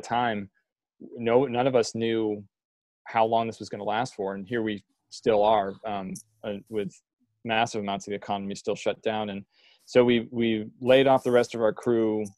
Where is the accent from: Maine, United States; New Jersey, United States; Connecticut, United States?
Maine, United States; moved away as an adult; also born or lived in Colorado; when my wife and I moved back to Maine from Colorado, and Reggie and I grew up together